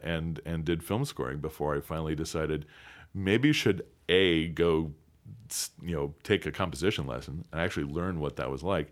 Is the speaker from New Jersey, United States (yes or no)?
no; DeKalb, Illinois, United States; I'm from DeKalb, Illinois, uh, where Northern Illinois University is